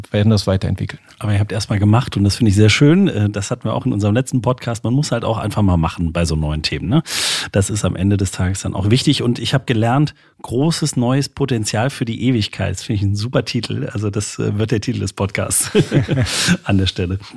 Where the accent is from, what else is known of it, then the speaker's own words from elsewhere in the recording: Saint-Louis, Grand Est, France; Ich komme aus St. Louis, nicht weit weg von hier.